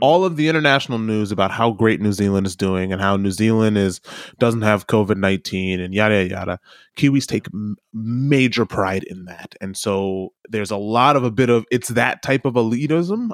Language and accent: English; United States; as a kid, as an American